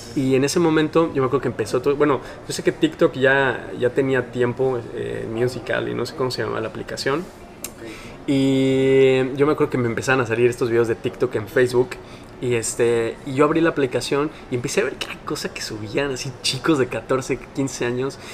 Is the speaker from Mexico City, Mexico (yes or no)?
yes; Mexico City, Mexico; moved away as an adult; now in Mérida, Mexico; yo soy de la Ciudad de México, chilango